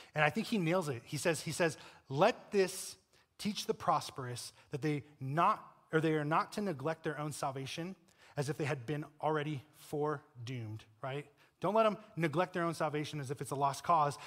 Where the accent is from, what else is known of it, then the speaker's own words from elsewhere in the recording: Colorado, United States; I'm from Colorado